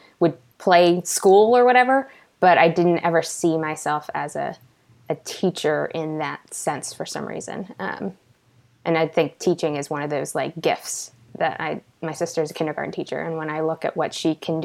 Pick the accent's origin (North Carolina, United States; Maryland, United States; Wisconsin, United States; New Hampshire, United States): Maryland, United States; Baltimore County; I grew up, so location-wise, in Baltimore County, Maryland, and have now lived here my entire life